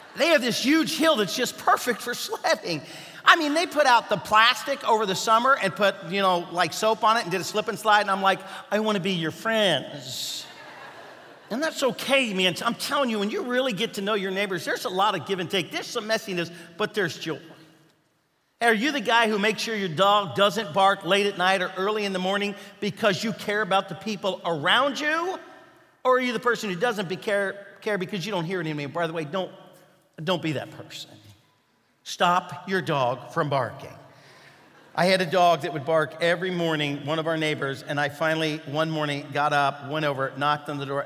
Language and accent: English; Kentucky, United States; moved away; I was from Kentucky